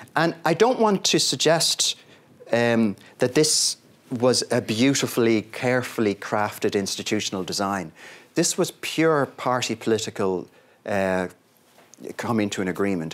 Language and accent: English; Ireland; my home country